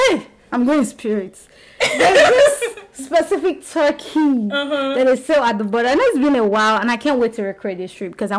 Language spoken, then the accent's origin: English; Nigeria; now in United States; I said, I'm from Nigeria.